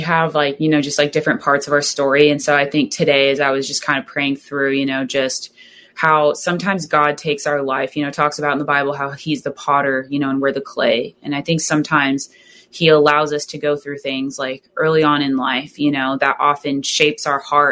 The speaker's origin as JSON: {"language": "English", "region": "Southern California", "country": "United States", "tie": "born or raised there", "said": "growing up in Southern California"}